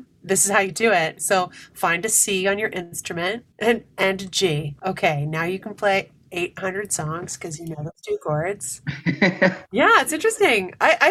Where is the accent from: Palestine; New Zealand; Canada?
Canada; North Bay, Ontario; I grew up in North Bay, Ontario for most of my life.